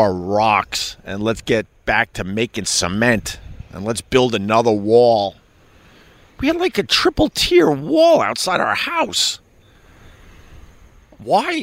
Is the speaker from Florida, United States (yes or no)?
no; Long Island, New York, United States; now in New York City, United States; when I was growing up on Long Island with the 7, 8, 9 kids